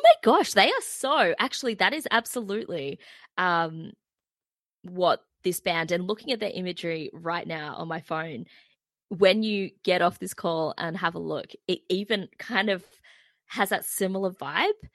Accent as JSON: {"language": "English", "town": "Terrigal", "region": "New South Wales", "country": "Australia", "said": "I'm from Terrigal"}